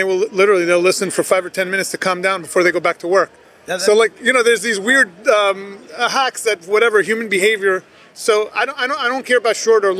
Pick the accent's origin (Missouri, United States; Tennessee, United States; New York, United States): New York, United States; Everybody that I grew up with in New York owned a diner